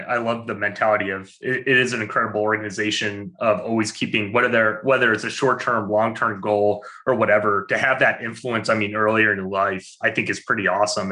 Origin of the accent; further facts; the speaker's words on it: Albany, New York, United States; I'm from Albany.